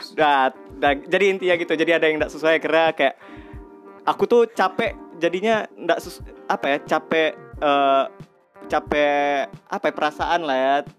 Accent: Sumatra, Indonesia; kita orang Sumatera semua

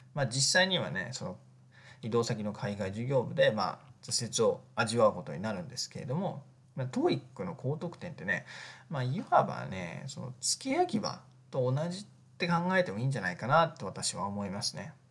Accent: Japan; also born or lived in Egypt / Tokyo

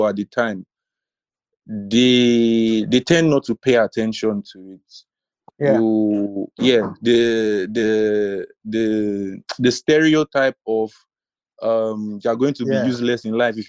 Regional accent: Nigeria; a Nigerian trying to be a creative.

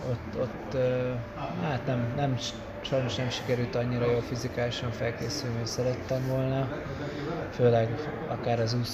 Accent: Hungary; örültem, hogy mégis a legjobb magyar, magyarként negyedik helyen bejöttem

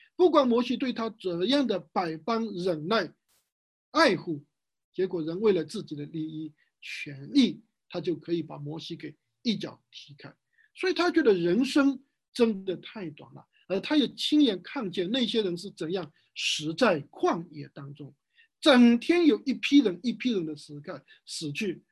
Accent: Wenzhou, Zhejiang, China; 在我们温州这边

